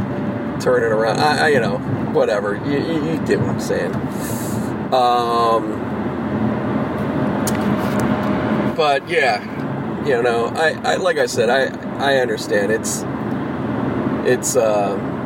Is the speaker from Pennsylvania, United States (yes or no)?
yes; Pittsburgh, Pennsylvania, United States; moved away; I grew up in Pittsburgh